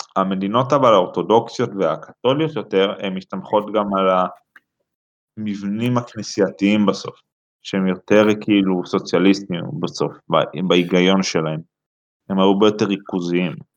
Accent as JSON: {"language": "Hebrew", "region": "Central District", "country": "Israel", "said": "אני מהמרכז, 21"}